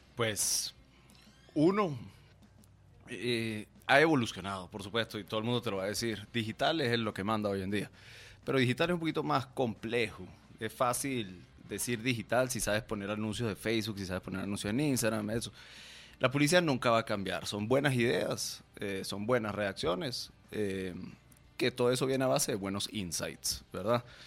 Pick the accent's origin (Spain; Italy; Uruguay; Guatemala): Guatemala; also born or lived in Venezuela / New York; yo soy venezolano, eh, pero crecí en Guatemala. Nosotros nos vinimos en el 98